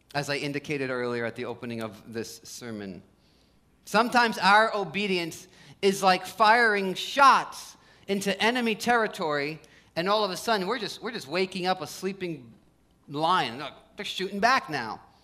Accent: New Jersey, United States; also born or lived in Los Angeles; I grew up in Jersey, spent some time in LA. When I first moved back to New Jersey

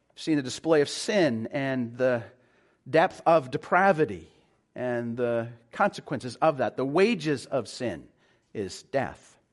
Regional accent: Calgary, Alberta, Canada; now in Vancouver, Canada; I'm originally from Calgary

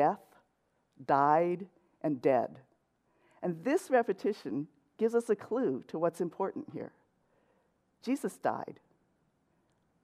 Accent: Los Angeles, California, United States; moved away as an adult; also born or lived in San Diego / West Covina; now in Cypress, United States; I grew up in LA, in central

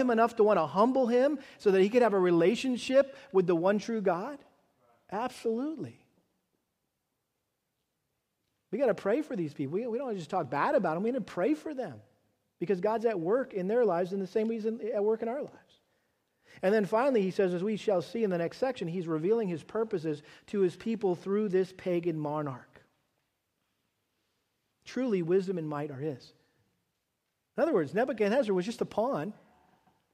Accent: United States; particularly in our country that we love so much and are so grateful to have been born and raised here

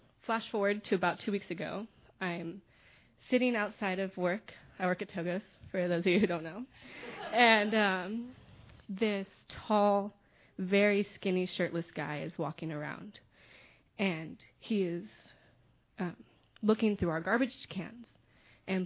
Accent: Sonoma and Marin County, California, United States; I had just turned 13. I had never been out of the United States, let alone out of Sonoma and Marin County

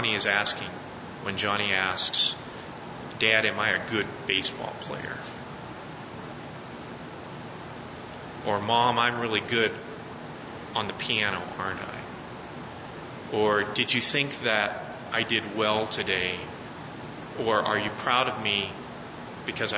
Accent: Colorado, United States; I'm from Colorado

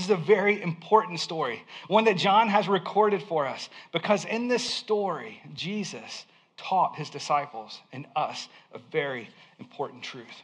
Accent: Alabama, United States; I grew up in Alabama in a small town

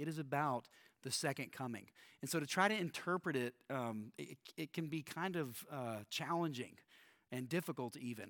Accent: Texas, United States; I grew up in Texas, and we did a lot of talk about end times growing up here in Texas.

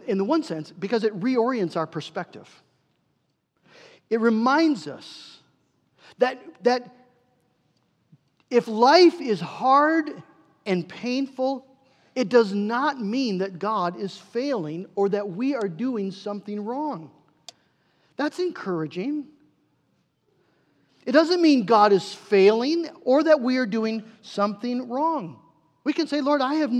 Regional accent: United States; we are American Christians

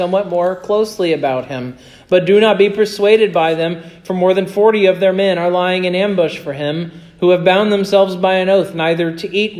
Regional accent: Kansas, United States; moved away; I'm from Kansas

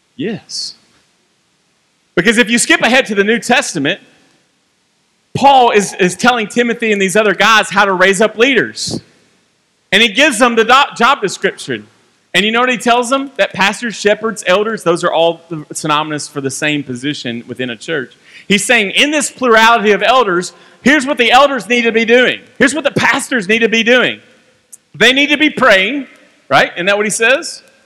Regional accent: Franklin, Kentucky, United States; also born or lived in Bowling Green, Kentucky; I grew up right down the road in Franklin, Kentucky

